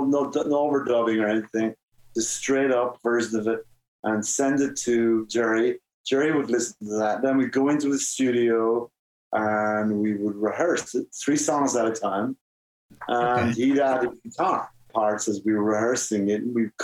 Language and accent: English; Ireland; now in United States; And when I grew up in Ireland, you know, if something was what's the real word? Deadly.